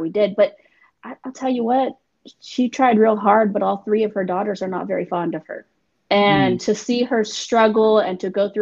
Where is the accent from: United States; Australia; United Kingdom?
United States; Northern California; I was born and raised in Cali. Northern California, not